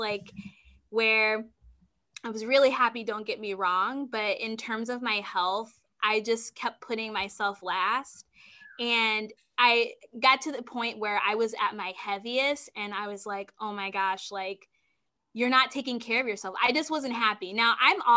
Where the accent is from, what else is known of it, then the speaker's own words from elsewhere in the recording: Springfield, Illinois, United States; I'm actually from Springfield, Illinois, which is about 3 hours away from Chicago